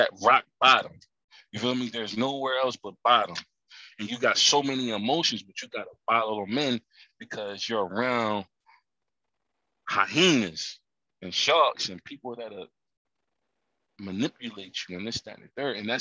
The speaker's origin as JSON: {"language": "English", "town": "Camden", "region": "New Jersey", "country": "United States", "said": "I'm from Camden, New Jersey. We was considered the poorest city in America"}